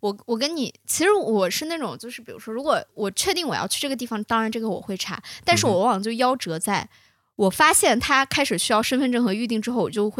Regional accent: China; 我觉得八字是最准。我中国人非常

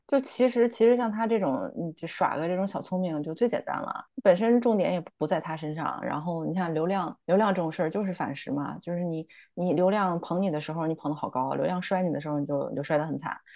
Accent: China; 我也是中国人

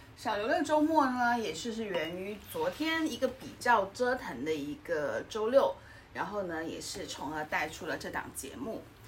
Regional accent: Guangdong, China; 作为一个广东人

